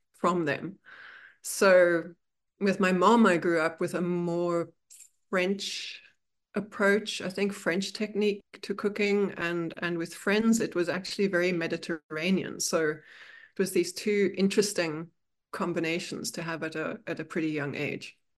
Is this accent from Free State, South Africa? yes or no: yes; Bloemfontein, Free State, South Africa; now in New York City, United States; I grew up in South Africa, and the town I was born in is in the middle of South Africa. It's called Bloemfontein